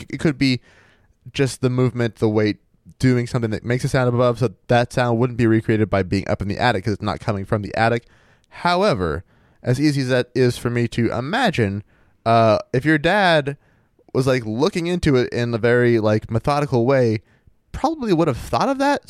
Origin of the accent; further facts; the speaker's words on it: central Maine, United States; growing up in Maine